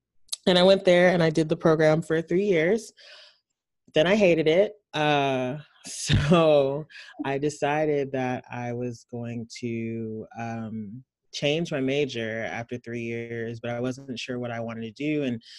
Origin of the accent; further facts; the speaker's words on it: Nigeria; I'm Nigerian. I went to boarding school for middle school, and everybody there skipped sixth grade.